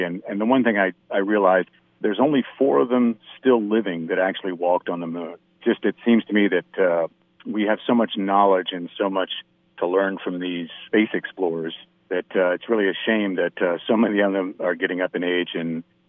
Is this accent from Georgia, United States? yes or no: no; Charlotte, North Carolina, United States; at a book signing in my hometown of Charlotte.